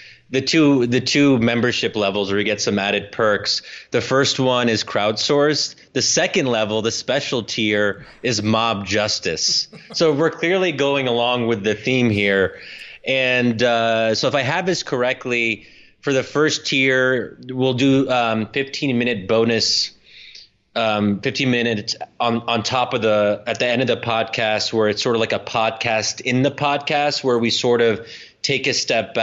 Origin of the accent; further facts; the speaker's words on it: United States; my own upbringing as an American